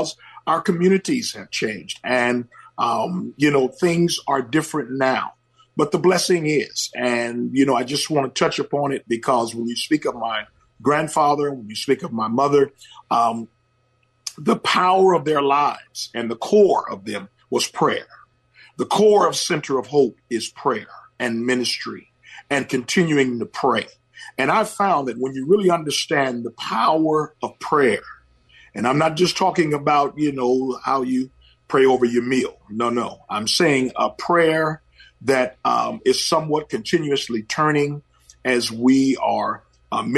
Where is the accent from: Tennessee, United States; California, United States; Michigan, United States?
California, United States; Oakland; I was raised in the Oakland of yesterday